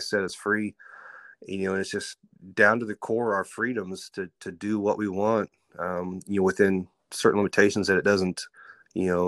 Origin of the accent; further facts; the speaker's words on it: Central Kansas, United States; I grew up here in Central Kansas, northwest of Wichita, about 30, 40 minutes